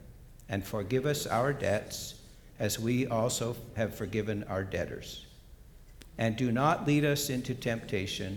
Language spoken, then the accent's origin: English; Bozeman, Montana, United States; moved away; And I grew up in Bozeman, Montana